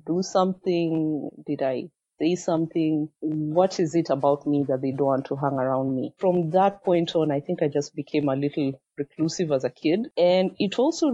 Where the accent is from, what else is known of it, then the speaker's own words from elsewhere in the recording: Kenya; English is a second language; also born or lived in Machakos, Kenya / Eldoret, Kenya; I'm from Machakos in Kenya. I was born in Eldoret